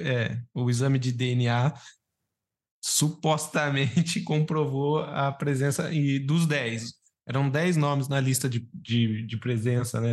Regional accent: Brazil; eu como brasileiro

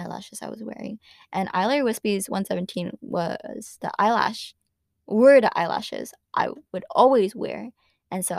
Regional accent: San Jose, California, United States; I'm from San Jose

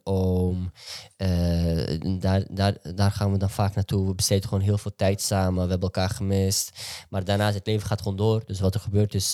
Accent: Amsterdam, North Holland, Netherlands; En ik ben gewoon een gozer die in Amsterdam-West is opgegroeid.

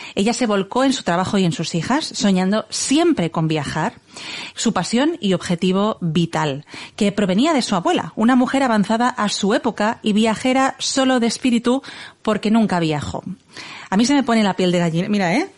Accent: Igualada, Catalonia, Spain; estamos a 45 minutos de Barcelona es mi ciudad natal

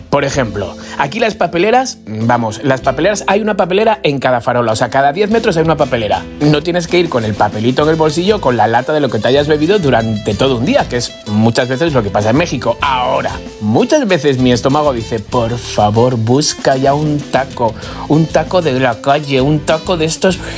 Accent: Madrid, Community of Madrid, Spain; como soy madrileño, sí, he nacido en Alcoñas, pero soy madrileño

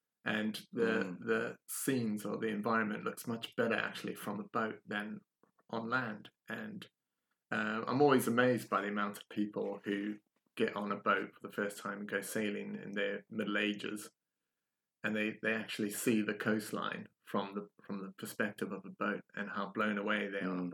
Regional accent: South Africa; moved away; I'm from South Africa originally

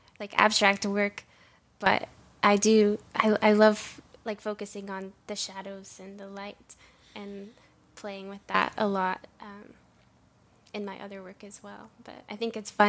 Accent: Middle Tennessee, United States; I'm from Middle Tennessee, is where my parents are from

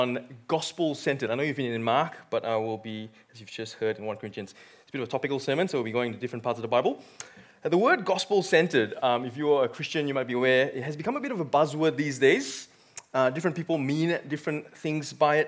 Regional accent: Malaysia; moved away as an adult; now in Australia; I came from born and bred in Malaysia.

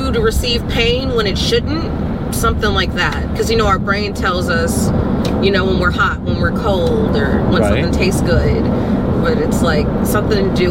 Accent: Cleveland, Ohio, United States; now in Florida, United States; I'm from Cleveland

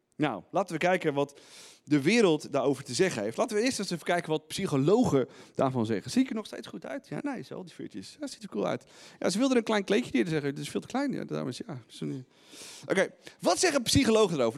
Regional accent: Netherlands; als Nederlanders

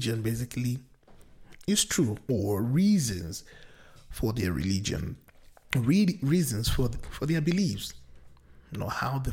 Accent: Nigeria; I come from the Nigerian culture or society, which is very pluralistic in nature

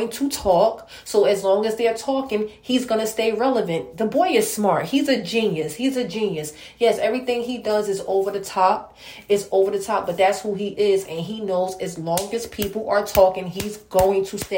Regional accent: New Jersey, United States; I'm from New Jersey

